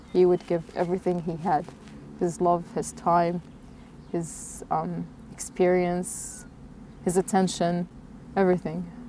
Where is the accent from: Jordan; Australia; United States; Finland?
Jordan; moved away as an adult; now in New Zealand; I'm originally from Jordan